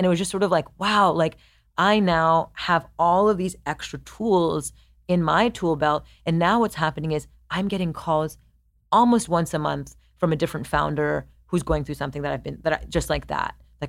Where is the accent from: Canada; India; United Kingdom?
India; I'm Indian, like Japanese